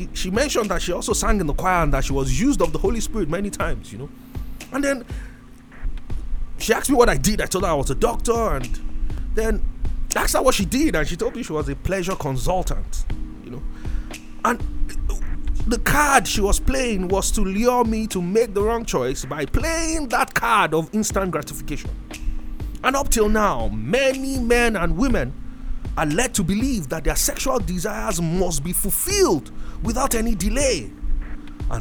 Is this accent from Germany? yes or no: no; Nigeria; I was from Nigeria